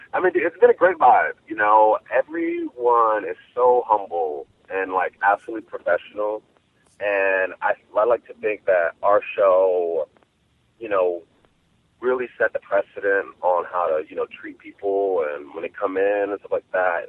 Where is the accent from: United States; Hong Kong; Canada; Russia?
United States; Chicago, Illinois; my hometown of Chicago